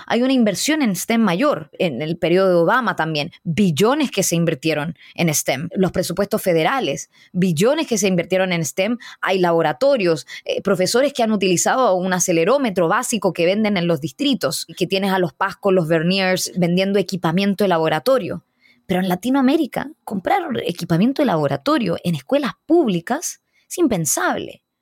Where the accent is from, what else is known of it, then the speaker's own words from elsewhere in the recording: Chile; Soy chilena, hija de inmigrantes indios